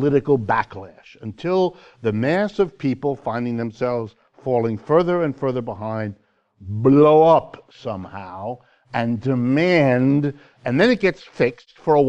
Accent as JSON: {"language": "English", "town": "Youngstown", "region": "Ohio", "country": "United States", "tie": "born or raised there", "said": "my hometown, Youngstown, Ohio"}